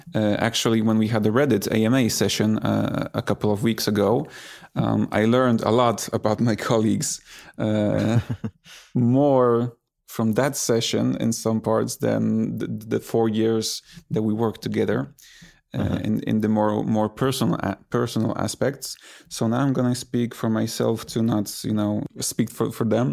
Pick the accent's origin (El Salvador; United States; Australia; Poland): Poland; I grew up in Poland